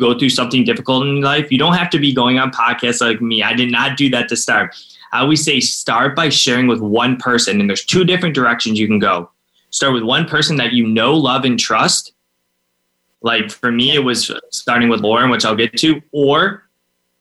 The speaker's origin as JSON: {"language": "English", "town": "Cleveland", "region": "Ohio", "country": "United States", "said": "I'm from Cleveland, Ohio, and I'm 29 now"}